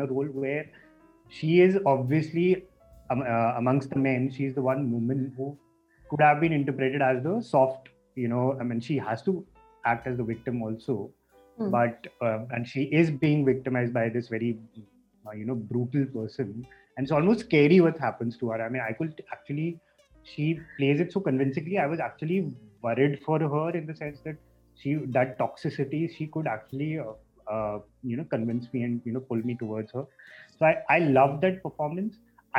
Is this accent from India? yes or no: yes; India; So I don't know if it's because we are Indian, we are groomed up in, you know, on a different kind of cinema.